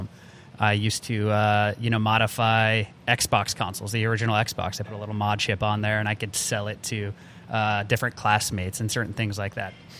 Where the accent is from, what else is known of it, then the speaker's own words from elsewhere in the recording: Albuquerque, New Mexico, United States; born and raised in Albuquerque, New Mexico